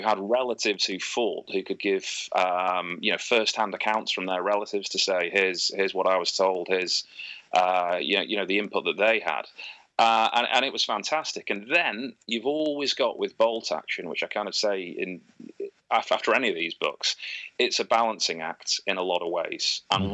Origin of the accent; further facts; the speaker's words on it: United Kingdom; growing up in Britain with the history lessons we have here